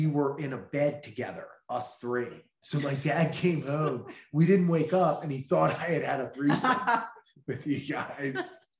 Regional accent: Baltimore, Maryland, United States; moved away; I'm from Baltimore. Balmer?

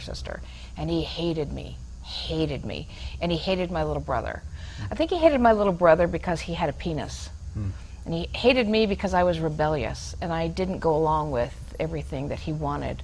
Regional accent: Reno, Nevada, United States; also born or lived in Elizabeth, New Jersey; I was born in Elizabeth, New Jersey, grew up in Reno

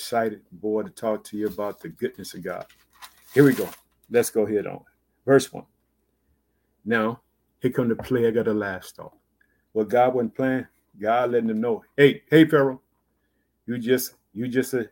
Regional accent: Illinois, United States; born or raised there

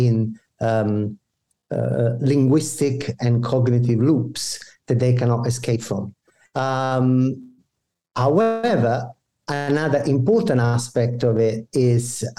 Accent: Italy; moved away as an adult; now in Canada; I was born and I grew up in Italy. I developed myself professionally there

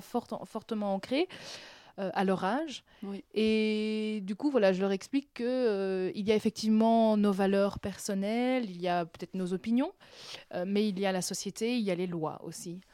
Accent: Brussels, Brussels-Capital Region, Belgium; also born or lived in Benin; Je suis pas née à Bruxelles, je suis née en Afrique, au ah. Bénin. Mais euh, je suis arrivée à 4 ans, 4 ans et demi, 5 ans mhm. euh, en Belgique. Et donc là, j'ai habité Boisfort.

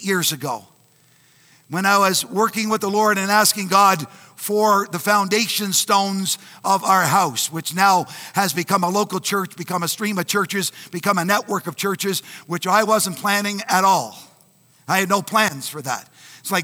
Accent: Canada; I'm Canadian

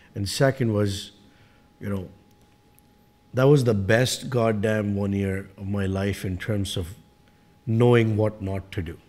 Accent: India; moved away as an adult; now in Canada; I came from India

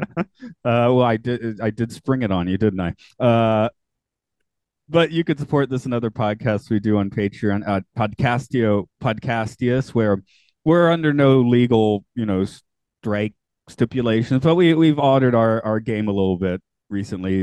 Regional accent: United States; now in Japan; as an American

